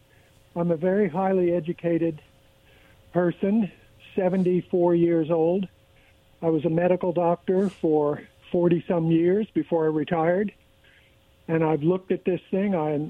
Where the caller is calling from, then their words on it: Pasco, United States; Yeah, this is … calling from Pasco.